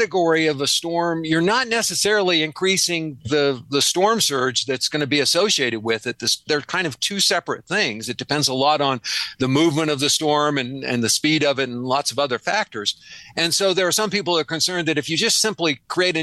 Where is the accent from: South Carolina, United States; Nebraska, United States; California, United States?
Nebraska, United States; now in Arizona, United States; I grew up in Nebraska. I'm a good Midwestern boy, a good Great Plains boy.